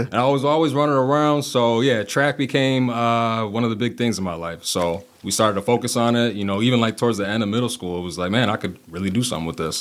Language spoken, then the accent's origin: English; Kenosha, Wisconsin, United States; born and raised in Kenosha